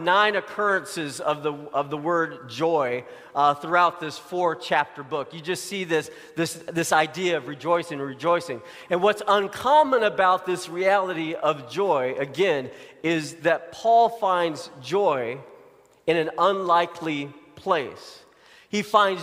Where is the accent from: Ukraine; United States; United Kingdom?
United States; Arkansas; moved away; I grew up in Arkansas